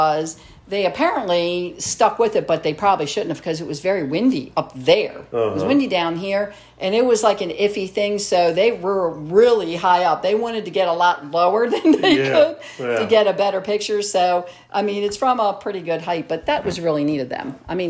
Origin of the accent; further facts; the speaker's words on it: Cockeysville, Maryland, United States; I grew up in Cockeysville, too, in this area.